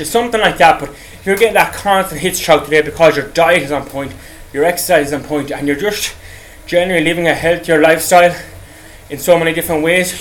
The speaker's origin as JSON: {"language": "English", "country": "Ireland", "said": "I'm from Ireland"}